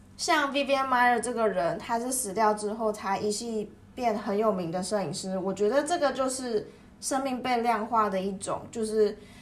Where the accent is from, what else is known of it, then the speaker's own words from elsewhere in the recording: Taiwan; 身为一个台湾人